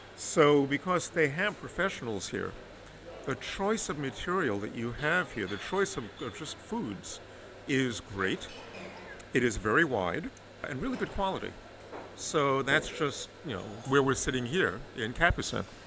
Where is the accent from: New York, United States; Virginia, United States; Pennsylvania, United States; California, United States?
New York, United States; New York City; moved away as an adult; also born or lived in Harlem, New York City / Paris, France; now in Bordeaux, France; I was born in Harlem, but when I was five, we moved to the Bronx, the South Bronx